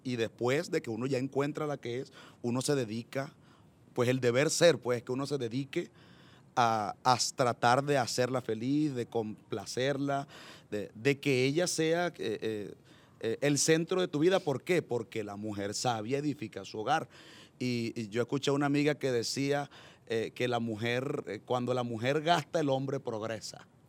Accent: Chiriguaná, Cesar, Colombia; also born or lived in Valledupar / Medellín; now in Barranquilla, Colombia; yo nací en un municipio del Cesar que se llama Chiriguaná

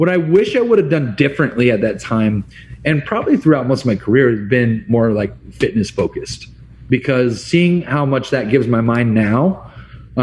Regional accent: California, United States; moved away as an adult; now in Arizona, United States; I'm from California originally

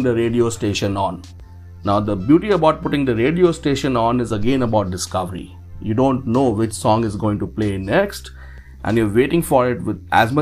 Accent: Dehradun, Uttarakhand, India; My hometown is Dehradun

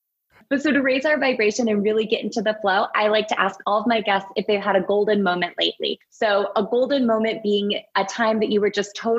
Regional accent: Alaska, United States; I grew up in Alaska, which it's, you know, there's a majesty in Alaska that I've rarely experienced in other places.

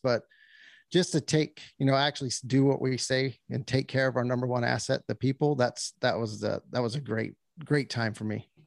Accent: New Mexico, United States; moved away; born and raised in New Mexico on a cattle ranching out there

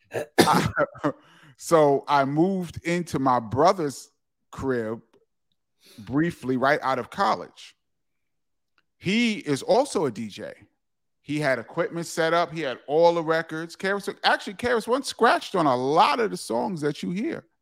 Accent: New York City, New York, United States; also born or lived in Harlem; we moved from there to the Bronx, and it was culture shock

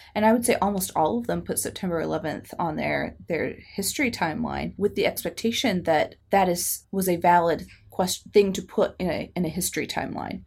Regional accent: United States; as an American

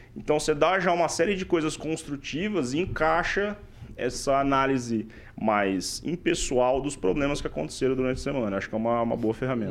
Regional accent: Paraíso do Norte, Paraná, Brazil; moved away as an adult; also born or lived in São Paulo; now in Maringá, Brazil; Eu não sou originalmente de Maringá, eu sou de Paraíso do Norte, que é uma hora daqui

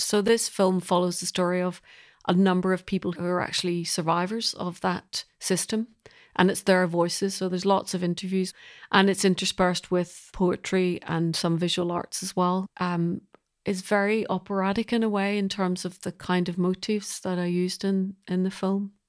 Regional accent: Belfast, Northern Ireland, United Kingdom; now in London, United Kingdom; I'm originally from Belfast, and I'm a composer

